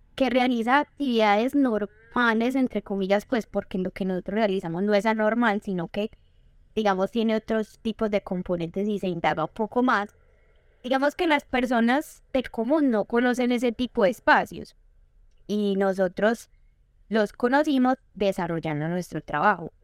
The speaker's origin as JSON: {"language": "Spanish", "town": "Medellín", "region": "Antioquia", "country": "Colombia", "tie": "born or raised there", "also_born_or_lived": "Arboletes, Antioquia", "said": "yo crecí en la ciudad de Medellín"}